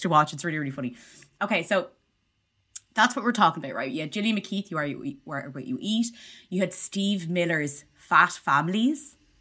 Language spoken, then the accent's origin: English; Ireland; as Irish people, we